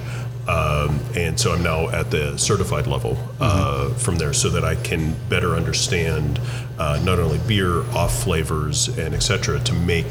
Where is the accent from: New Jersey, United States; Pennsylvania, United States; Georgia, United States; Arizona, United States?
Pennsylvania, United States; Pittsburgh; we grew up in Pittsburgh.